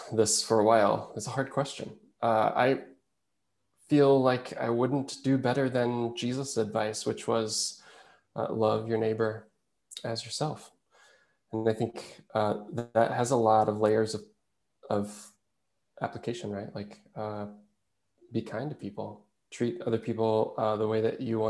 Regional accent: Oklahoma, United States; moved away as an adult; also born or lived in Arkansas / Chicagoland, Illinois; now in Lithuania; I grew up in Oklahoma

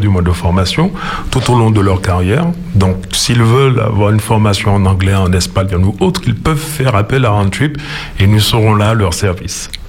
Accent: Martinique; nous sommes martiniquais, nous ne sommes pas seulement martiniquais de par notre histoire, nous sommes surtout martiniquais de par notre géographie

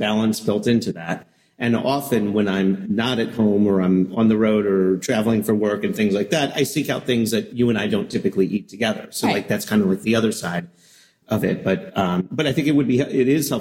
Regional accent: New Jersey, United States; accent: not much of a Jersey accent; I grew up in New Jersey

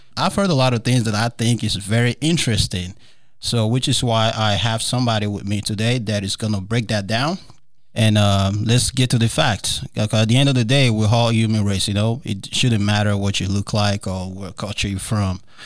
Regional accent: Nigeria; moved away; growing up in Nigeria

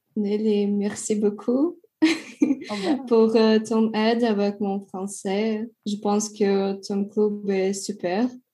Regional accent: Russia; French is a second language; je viens de la Russie

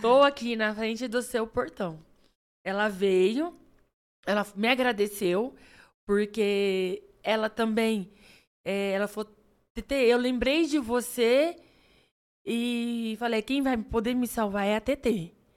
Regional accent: Três Lagoas, Mato Grosso do Sul, Brazil; also born or lived in Andradina; eu não sou nascida em Três Lagoas. e Mas quando eu vim para Três Lagoas, eu vim com seis anos. Então, Isso. assim, eu cresci aqui, né? Então, assim, minha cidade natal é aqui pertinho, Andradina

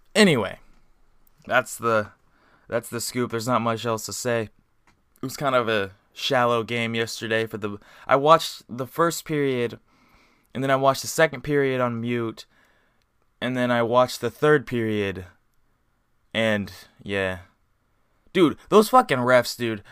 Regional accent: Indiana, United States; also born or lived in Colorado; I grew up in Indiana.

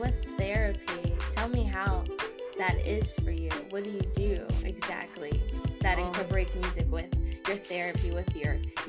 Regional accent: Torrance, California, United States; also born or lived in West Los Angeles; I'm from LA too

